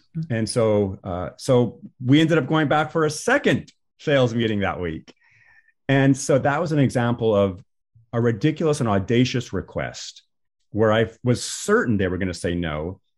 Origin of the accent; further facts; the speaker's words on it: Washington, United States; I'm from Washington State.